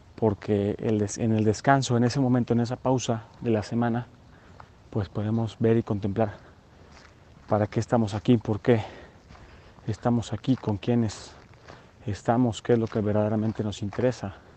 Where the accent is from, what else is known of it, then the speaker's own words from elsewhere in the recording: Mexico; nosotros como mexicanos